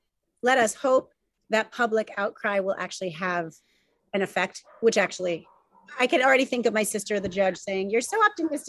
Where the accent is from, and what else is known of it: New Haven, Connecticut, United States; born or raised there